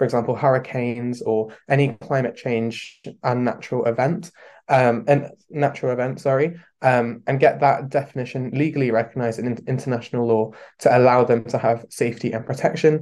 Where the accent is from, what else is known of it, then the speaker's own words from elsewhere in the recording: London, United Kingdom; I'm 18 year old and I'm from London.